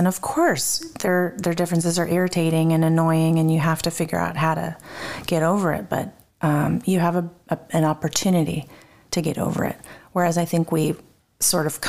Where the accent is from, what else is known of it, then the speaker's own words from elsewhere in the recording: United States; moved away as an adult; also born or lived in Turkey; raised in the States